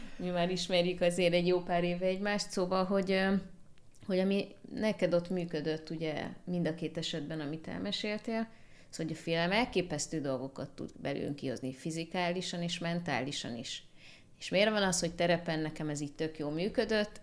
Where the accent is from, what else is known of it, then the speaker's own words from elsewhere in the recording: Hungary; itt Magyarországon születtem, itt nőttem fel